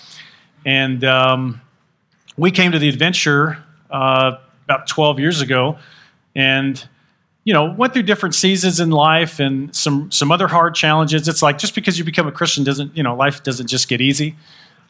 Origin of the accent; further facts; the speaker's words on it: Texas, United States; now in Utah, United States; I'm from Texas